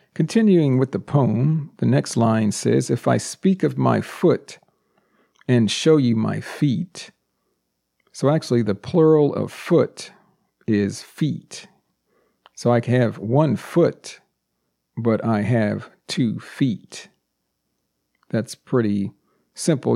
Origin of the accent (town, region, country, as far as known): United States; born or raised there; first language English